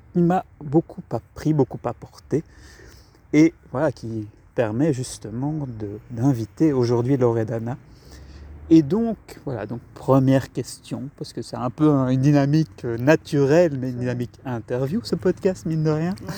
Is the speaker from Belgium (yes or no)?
yes; Brussels, Brussels-Capital Region, Belgium; je suis de Bruxelles